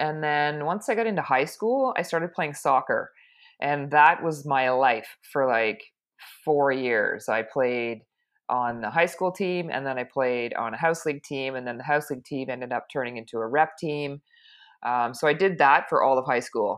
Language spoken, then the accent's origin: English; Toronto, Ontario, Canada; I was born and raised in Toronto, so I've lived here all my life. I've never left